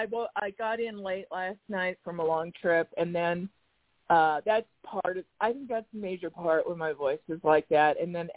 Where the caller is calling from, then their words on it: Arizona, United States; from Arizona.